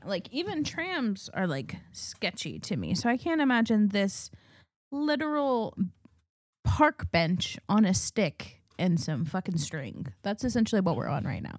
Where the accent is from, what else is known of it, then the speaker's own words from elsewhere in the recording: New Mexico, United States; growing up in New Mexico